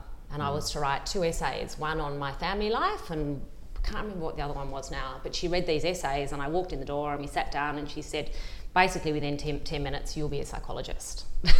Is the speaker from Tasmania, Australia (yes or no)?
yes; Launceston, Tasmania, Australia; moved away as an adult; also born or lived in Hobart / Sydney; I grew up in Tasmania. Oh, nice. In Launceston. So I went to school in Launceston, and within a couple of months of my last year at school, I moved to Hobart to university